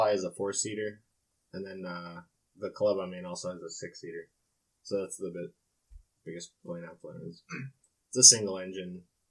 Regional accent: Fort Wayne, Indiana, United States; I'm originally from Fort Wayne. I went to Homestead.

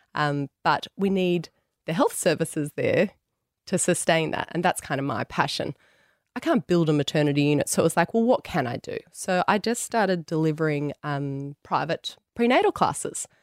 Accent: Tamworth, New South Wales, Australia; also born or lived in Sydney; I grew up in Tamworth went away to Sydney. Never thought I'd go back to Tamworth

